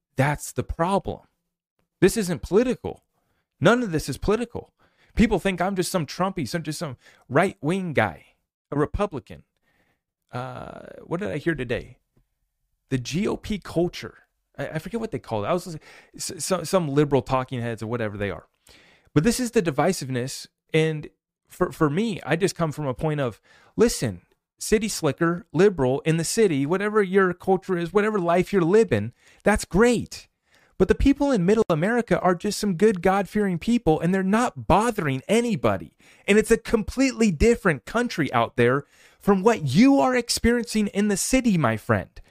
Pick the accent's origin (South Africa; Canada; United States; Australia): United States; As an American